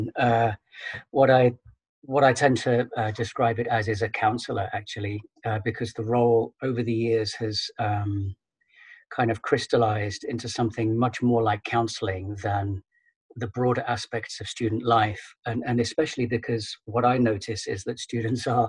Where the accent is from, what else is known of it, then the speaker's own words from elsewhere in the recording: United Kingdom; moved away as an adult; now in Netherlands; I'm British and have been living in the Netherlands for around about 14 years now